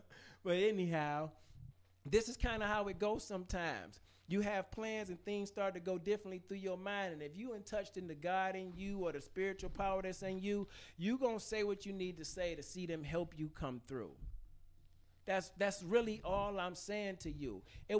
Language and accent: English; Detroit, Michigan, United States; It's easy for me to say I grew up in Detroit public schools.